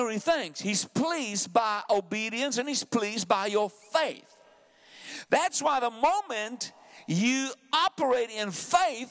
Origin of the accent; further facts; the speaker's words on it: South Africa; also born or lived in Benoni / Pretoria; I'm a South African. I have an accent